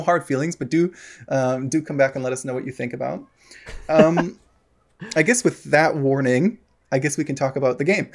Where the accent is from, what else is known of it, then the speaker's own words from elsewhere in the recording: United States; moved away; I don't live in America anymore. Um, obviously, was from there